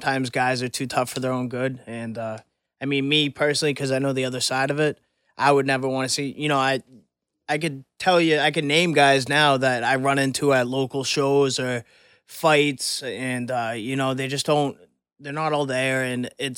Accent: Ireland; I would definitely root for the countryman. I'm Irish. I rep Ireland hardcore in the ring.

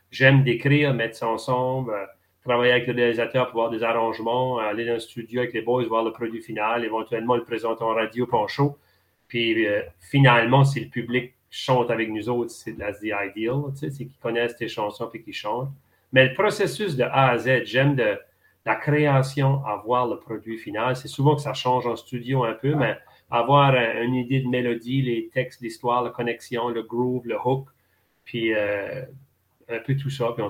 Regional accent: New Brunswick, Canada; accent: Chiac

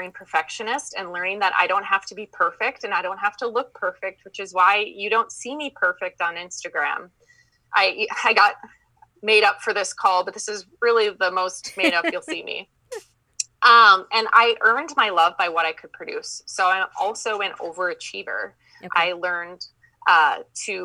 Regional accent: Minnesota, United States; accent: Minnesotan; I'm from Minnesota. So I have that Minnesotan accent that I'm working on.

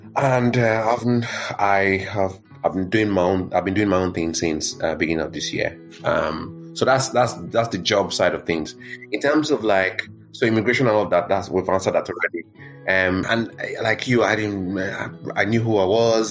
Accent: Nigeria; moved away as an adult; also born or lived in Benue State / Lagos; now in United Kingdom; I was just like a typical kid growing up growing up in Nigeria, um, but in my hometown, and then um, growing up, you know, into my teens in Lagos

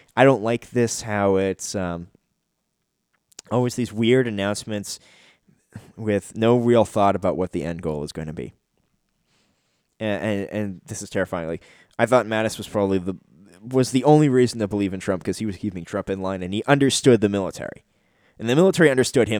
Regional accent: Canada; I'm a Canadian

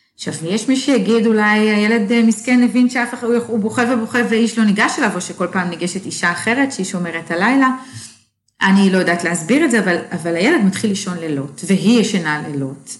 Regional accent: Sarid, Northern District, Israel; moved away as an adult; also born or lived in Dallas, Texas; שריד, הקיבוץ שאני גדלתי בו

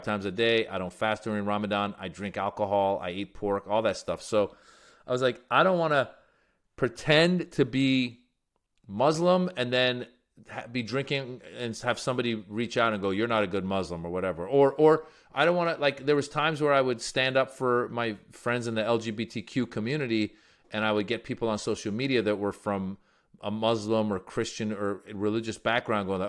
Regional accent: Bay Area, Northern California, United States; also born or lived in Iran; I grew up in Northern California in the Bay Area

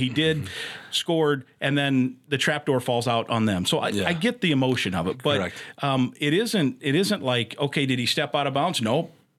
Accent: Iowa, United States; I grew up in Iowa

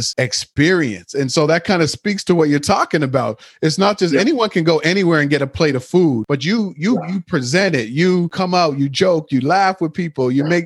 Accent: Nova Scotia, Canada; we grew up in Nova Scotia, Canada

